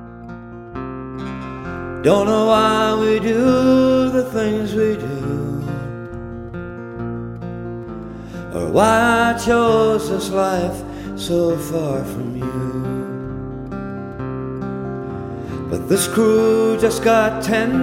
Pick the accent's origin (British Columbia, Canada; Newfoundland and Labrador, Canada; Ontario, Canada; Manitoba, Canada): Newfoundland and Labrador, Canada; from Newfoundland, the singer-songwriter